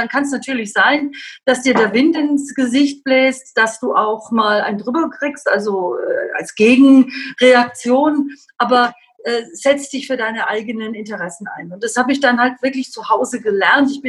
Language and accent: German; Southern Germany, Germany; Also ich komme halt wirklich aus Süddeutschland.